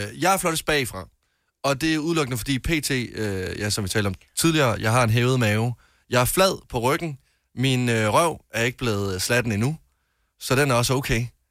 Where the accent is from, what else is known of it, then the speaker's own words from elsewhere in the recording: Varde, Southern Denmark, Denmark; nu kommer jeg jo fra Jylland af, fra Varde